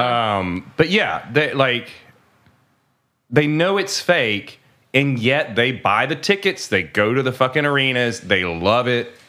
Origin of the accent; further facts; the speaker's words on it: United States; I'm an American. I'm not French.